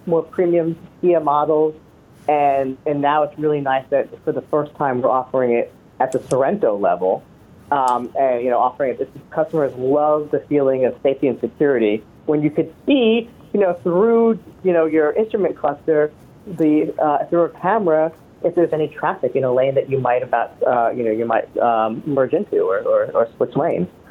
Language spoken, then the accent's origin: English; East Coast, United States; now in Orange County, California, United States; I grew up on the East Coast